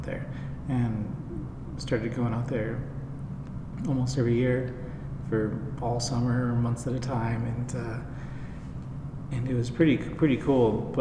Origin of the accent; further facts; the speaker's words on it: Colorado, United States; moved away as an adult; also born or lived in China; I was born here in Colorado, actually, in this area.